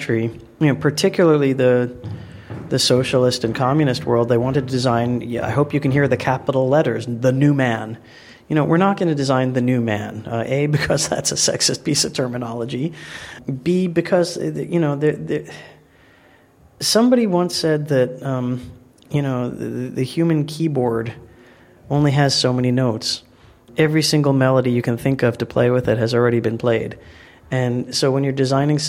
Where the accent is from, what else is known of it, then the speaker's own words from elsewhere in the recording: New York, United States; now in London, United Kingdom; I'm from New York originally